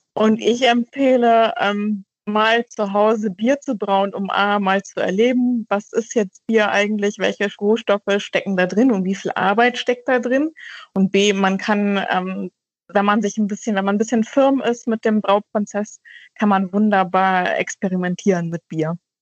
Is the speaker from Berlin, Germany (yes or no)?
no; North Frisia, Schleswig-Holstein, Germany; now in Hamburg, Germany; Ich bin in Nordfriesland groß geworden